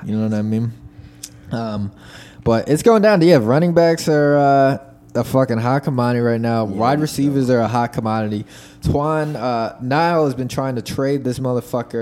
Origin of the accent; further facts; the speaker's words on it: United States; I'm an American, dude. Over anything, I'm from America